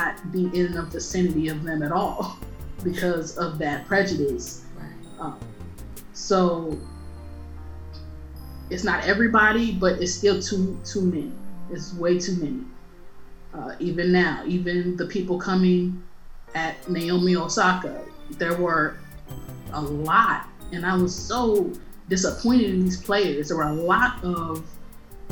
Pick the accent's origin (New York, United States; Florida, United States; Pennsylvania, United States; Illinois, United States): Illinois, United States; Chicago; I'm Black from Chicago